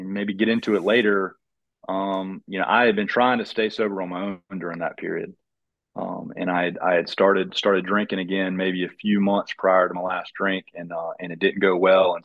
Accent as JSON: {"language": "English", "town": "Fayetteville", "country": "United States", "also_born_or_lived": "Atlanta / Charlotte / Boone", "said": "I currently live in Fayetteville. I'm from Fayetteville."}